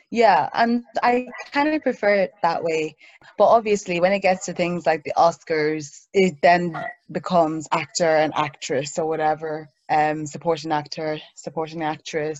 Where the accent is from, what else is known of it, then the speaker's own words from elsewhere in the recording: Ireland; moved away as an adult; also born or lived in Nigeria; now in London, United Kingdom; So I was born in Nigeria. I moved to Ireland um, at a young age, so that's where I grew up